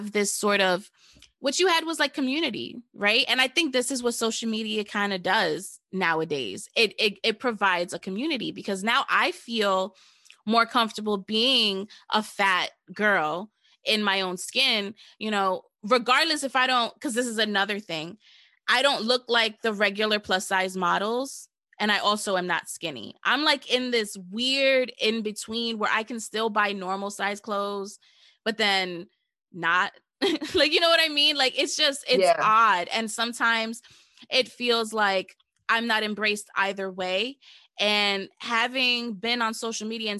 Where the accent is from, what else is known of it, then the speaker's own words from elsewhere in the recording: New York, United States; I'm from New York